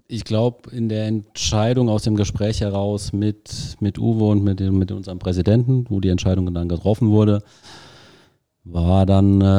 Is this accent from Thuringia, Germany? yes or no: no; Zweibrücken, Rhineland-Palatinate, Germany; meine Frau ist aus Homburg, ich bin aus Zweibrücken, also kann man im Fußballbereich schon als Heimat bezeichnen.